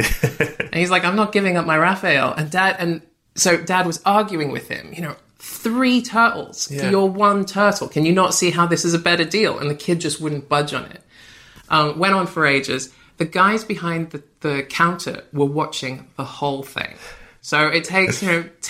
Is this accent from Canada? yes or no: no; Australia; moved away as an adult; also born or lived in Brighton; now in London, United Kingdom; I grew up in Australia